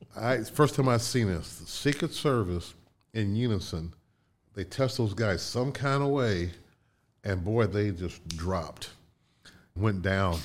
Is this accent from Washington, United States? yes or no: no; Connersville, Indiana, United States; moved away; also born or lived in Chicago; My hometown growing up, Connersville, was called Little Detroit